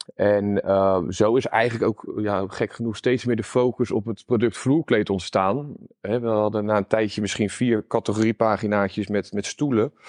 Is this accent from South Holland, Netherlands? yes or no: yes; Gouda, South Holland, Netherlands; also born or lived in Utrecht; Ik kom uit Gouda